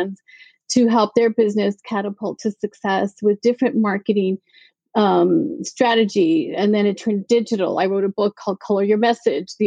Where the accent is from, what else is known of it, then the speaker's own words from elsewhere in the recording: El Paso, Texas, United States; moved away; I was born and raised in El Paso, Texas, a border town